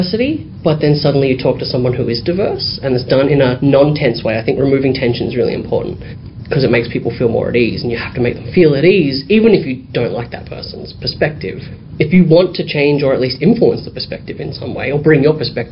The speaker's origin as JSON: {"language": "English", "town": "Dandenong", "region": "Victoria", "country": "Australia", "tie": "born or raised there", "said": "I grew up in Dandenong, which is pretty much like Footscray, very diverse"}